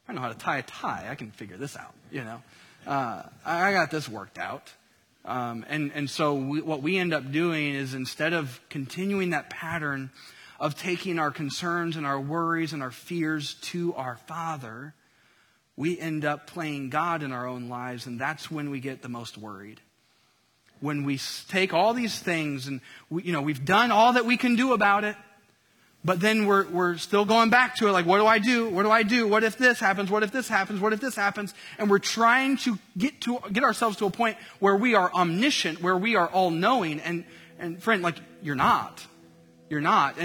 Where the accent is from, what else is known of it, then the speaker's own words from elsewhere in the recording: Indiana, United States; I grew up in Indiana